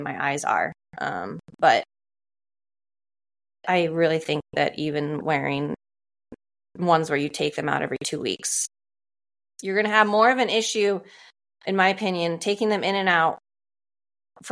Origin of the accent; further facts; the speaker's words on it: Columbia River, Pacific Northwest, United States; I grew up swimming in the Columbia River